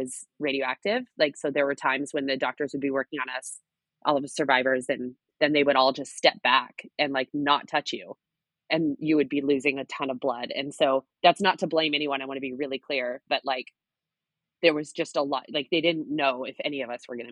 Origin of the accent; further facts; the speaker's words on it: outside of Seattle, Washington, United States; moved away; I grew up right outside of Seattle, Washington